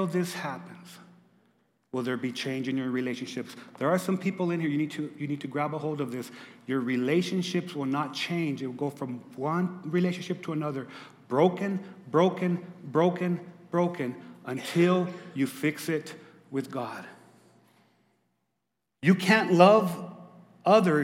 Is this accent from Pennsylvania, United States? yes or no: no; Lordsburg, New Mexico, United States; moved away; I'm from Lordsburg, New Mexico. We played against the Animas Panthers.